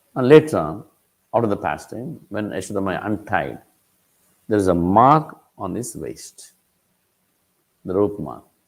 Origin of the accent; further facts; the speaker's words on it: Tirupati, Andhra Pradesh, India; I am from Tirupati